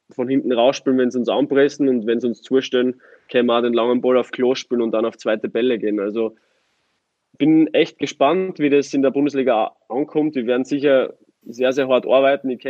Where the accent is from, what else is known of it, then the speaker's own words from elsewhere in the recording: Austria; Es ist vergleichbar mit Graz in meiner Heimat.